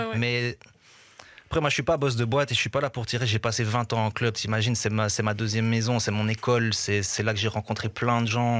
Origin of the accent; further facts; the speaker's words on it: Brussels, Brussels-Capital Region, Belgium; j'ai grandi à Bruxelles au milieu de tellement de cultures différentes